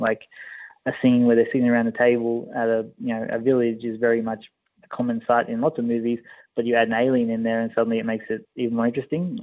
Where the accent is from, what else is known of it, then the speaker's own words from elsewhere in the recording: Australia; always grew up in Australia. I'm Australian